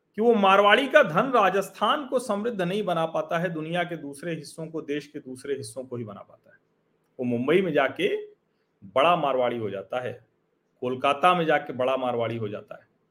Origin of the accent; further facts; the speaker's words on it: Prayagraj, Uttar Pradesh, India; हमारा शहर जो प्रयागराज है इलाहाबाद